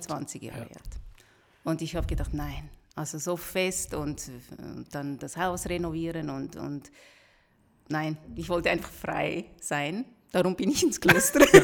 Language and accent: German; Rüti, Zurich, Switzerland; wir sind normal in der Schweiz aufgewachsen, geboren auch